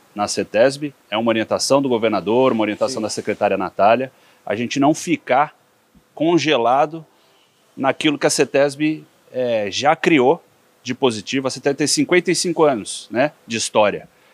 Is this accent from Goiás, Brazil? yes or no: no; São Paulo, Brazil; also born or lived in Piracicaba; eu sou filho de piracicabanos mesmo, uhum. é, meus pais estudaram na Exalc, foram servidores públicos, cresci em São Paulo